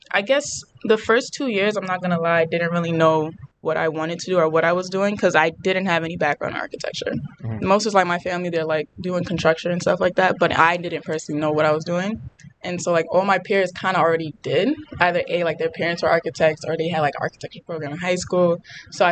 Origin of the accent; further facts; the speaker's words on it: New York City, New York, United States; I was born and raised in the Bronx. I still live there.